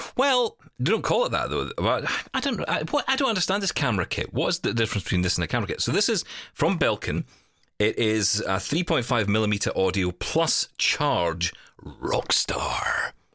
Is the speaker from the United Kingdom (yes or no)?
yes; Glasgow, Scotland, United Kingdom; I was in the city of Glasgow, my hometown